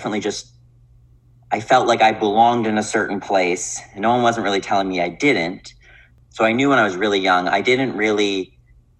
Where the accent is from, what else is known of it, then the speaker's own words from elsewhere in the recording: Winnipeg, Manitoba, Canada; also born or lived in Victoria; I grew up in Winnipeg, born and raised